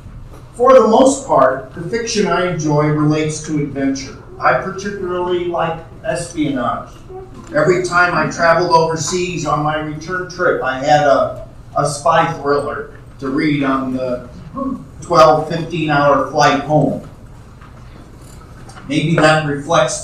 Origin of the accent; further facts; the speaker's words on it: New York City, New York, United States; my growing up in New York City